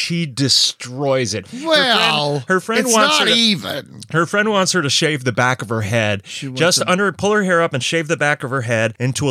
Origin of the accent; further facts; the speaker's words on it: Norwich, New York, United States; growing up in Norwich, there was no mall. The closest mall was the Oakdale Mall in Binghamton.